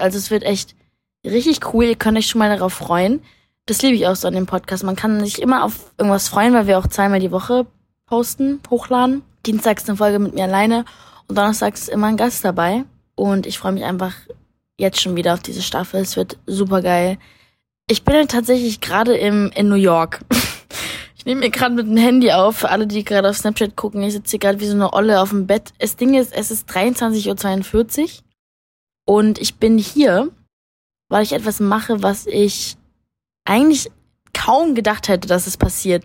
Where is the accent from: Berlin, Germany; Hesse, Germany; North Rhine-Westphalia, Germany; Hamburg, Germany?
Berlin, Germany; als Berlinerin